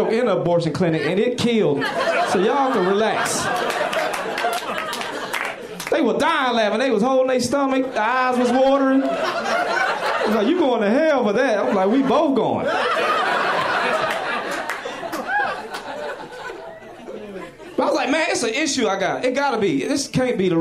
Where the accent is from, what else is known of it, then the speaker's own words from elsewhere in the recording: the South, United States; moved away; I'm from the South, and you know our relationship with animals sometimes, especially being black